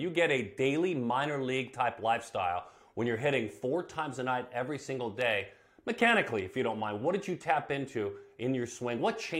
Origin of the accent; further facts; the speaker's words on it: California, United States; as a Californian